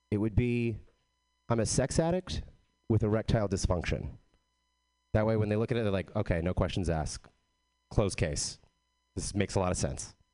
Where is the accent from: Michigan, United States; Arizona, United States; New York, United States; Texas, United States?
Texas, United States; I am from Texas, but I don't have a Texas accent.